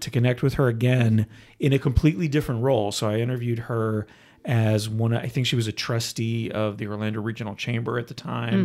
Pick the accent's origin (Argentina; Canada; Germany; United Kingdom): Canada; moved away; I was born in Canada